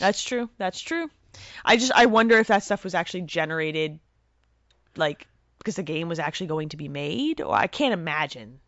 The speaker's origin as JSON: {"language": "English", "region": "New Jersey", "country": "United States", "said": "I'm Italian, I'm from Jersey"}